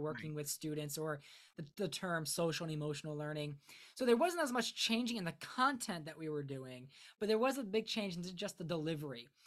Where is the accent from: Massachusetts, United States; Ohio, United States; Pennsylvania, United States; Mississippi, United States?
Ohio, United States; Akron; I'm from Northeast Ohio, so specifically the Akron, Summit County area